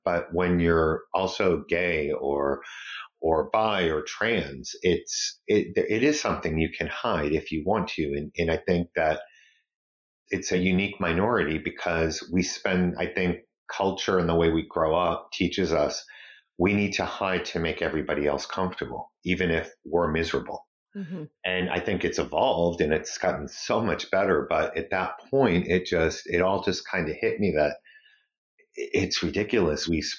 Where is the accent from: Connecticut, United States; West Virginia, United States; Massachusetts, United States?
Massachusetts, United States; Brockton; Brockton is a very blue-collar city on the South Shore of Massachusetts. At the time I grew up, it was a very ethnic city.